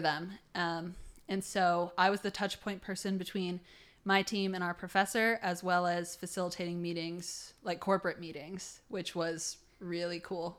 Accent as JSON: {"language": "English", "town": "Toledo", "region": "Ohio", "country": "United States", "said": "I'm from Toledo, Ohio"}